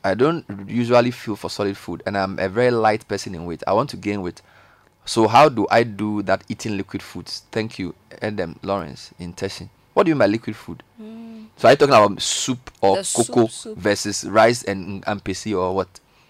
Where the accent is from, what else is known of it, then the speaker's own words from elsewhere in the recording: Zambia; And I'm from Zambia.